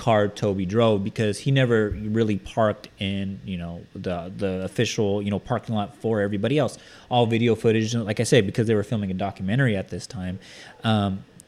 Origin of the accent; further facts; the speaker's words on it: California, United States; We're from California. We're about an hour and a half away from